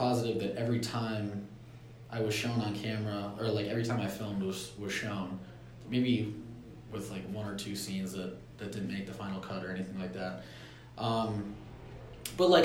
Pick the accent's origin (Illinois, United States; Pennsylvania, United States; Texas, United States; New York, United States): Pennsylvania, United States; Scranton; moved away as an adult; now in Los Angeles, United States; I'm from Scranton, Pennsylvania